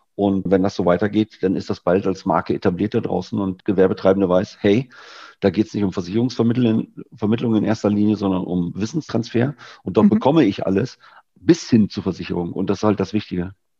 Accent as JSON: {"language": "German", "region": "Lower Saxony", "country": "Germany", "tie": "born or raised there", "moved": "yes", "said": "Ich bin ja eigentlich gebürtiger Niedersachse"}